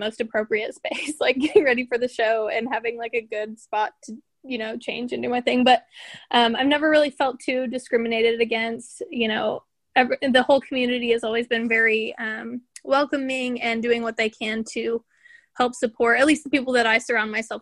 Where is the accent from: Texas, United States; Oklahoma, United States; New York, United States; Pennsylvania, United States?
Oklahoma, United States; Tulsa; I am from Tulsa, Oklahoma